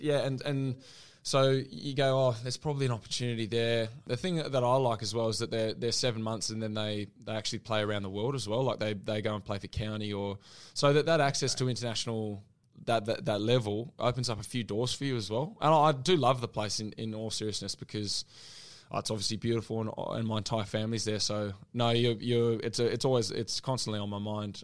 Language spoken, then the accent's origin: English; New Zealand; now in Australia; I'm a Kiwi